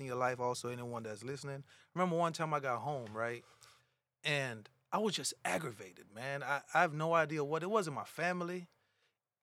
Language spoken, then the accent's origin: English; Jamaica; growing up in Jamaica, I remember we had a family house